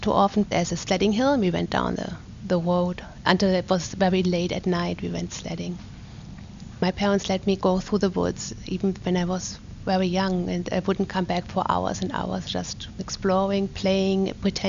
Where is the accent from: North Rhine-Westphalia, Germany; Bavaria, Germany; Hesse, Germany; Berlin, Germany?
North Rhine-Westphalia, Germany; a small town near Cologne; moved away as an adult; also born or lived in Neumünster, Germany; now in Pittsburgh, United States; I was born in Neumünster, Germany, in the northern part of Germany, and I was born in 1965. I grew up in a smaller town which is close to Cologne, so in the middle part of Germany